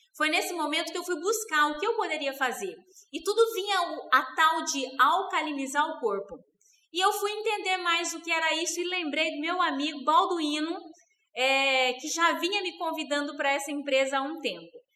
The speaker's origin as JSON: {"language": "Portuguese", "region": "Rondônia", "country": "Brazil", "tie": "born or raised there", "also_born_or_lived": "Mato Grosso do Sul", "moved": "yes", "lives_now": "Primavera do Leste, Brazil"}